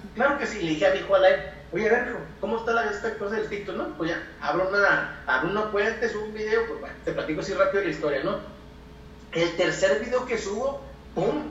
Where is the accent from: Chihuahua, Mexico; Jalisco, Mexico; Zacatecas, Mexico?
Chihuahua, Mexico; soy de México, de Chihuahua, Chihuahua, México